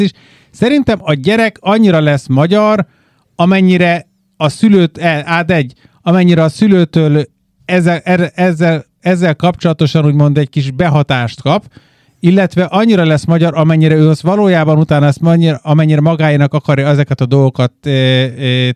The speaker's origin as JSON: {"language": "Hungarian", "country": "Hungary", "moved": "yes", "said": "Magyarország a hazám"}